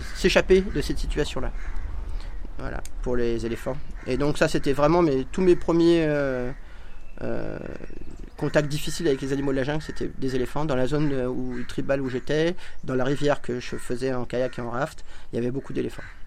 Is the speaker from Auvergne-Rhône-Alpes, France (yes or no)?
yes; Ain, Auvergne-Rhône-Alpes, France; moved away as an adult; now in India; j'ai grandi dans l'Ain